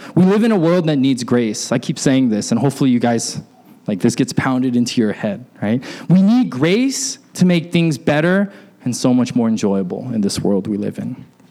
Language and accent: English; Alaska, United States; when I was growing up in Alaska